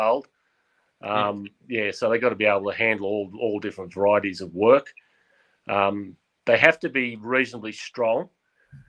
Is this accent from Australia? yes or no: yes; Goulburn, New South Wales, Australia; also born or lived in Cowra, Australia; now in Woodstock, Australia; I was born in Goulburn, and my father had a property between Oberon and Taralga down in the hill country